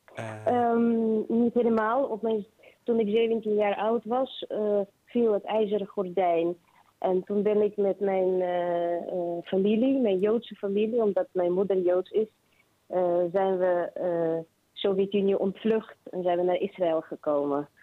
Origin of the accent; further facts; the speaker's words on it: Kharkiv, Kharkiv Oblast, Ukraine; moved away as an adult; now in Netherlands; Ik ben geboren in Kharkiv, dat is Oost-Oekraïne